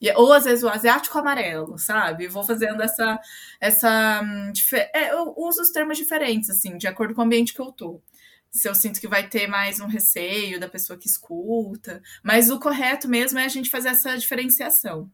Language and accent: Portuguese; Londrina, Paraná, Brazil; Eu sou brasileira, sou londrinense. Eu nasci em Londrina e moro aqui até hoje